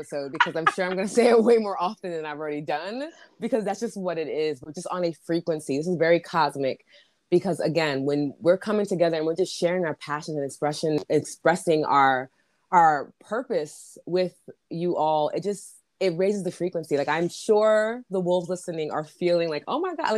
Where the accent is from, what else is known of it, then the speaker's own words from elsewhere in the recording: New York City, New York, United States; also born or lived in Bronx, New York City; I was born in the Bronx, but I was raised in Corona